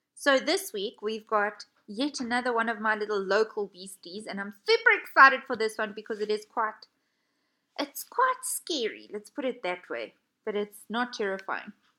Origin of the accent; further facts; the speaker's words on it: South Africa; my hometown of South Africa